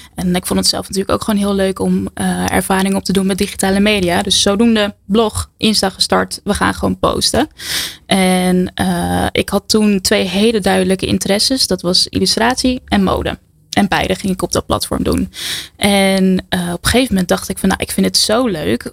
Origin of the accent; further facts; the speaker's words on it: Harmelen, Utrecht, Netherlands; In Harmelen, een heel klein dorpje in het groene hart